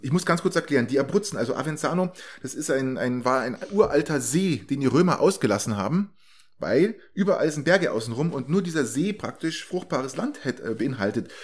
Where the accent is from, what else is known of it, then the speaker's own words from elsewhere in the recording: Germany; als blöder Deutscher